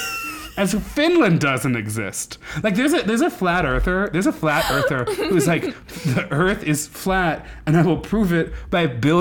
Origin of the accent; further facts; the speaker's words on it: Nebraska, United States; moved away; As a person who came from Nebraska and you would go to, like, other places... And I'd be like, I'm from Nebraska.